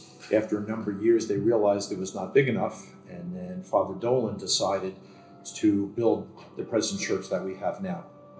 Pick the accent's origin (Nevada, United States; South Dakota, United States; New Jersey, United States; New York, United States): New Jersey, United States; Bayonne; I've grown up here, born and bred in Bayonne. My family runs the funeral home, which is right across the street.